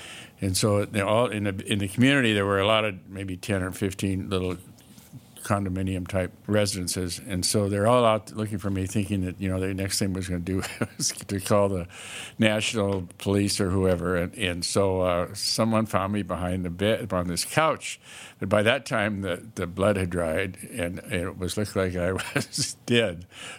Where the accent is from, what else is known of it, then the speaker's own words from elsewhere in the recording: Bakersfield, California, United States; also born or lived in Bozeman, United States / San Bernardino, United States; I was born in Bozeman, and then almost immediately I moved to California to live with my aunt and my uncle and my cousin, and my dad went in the Army.